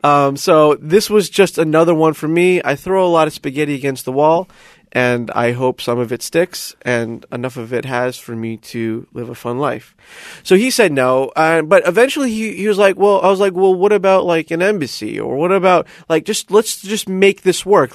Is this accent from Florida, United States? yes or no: yes; Coral Springs, Florida, United States; moved away as an adult; now in Shanghai, China; I am from a shitty little suburb called Coral Springs, Florida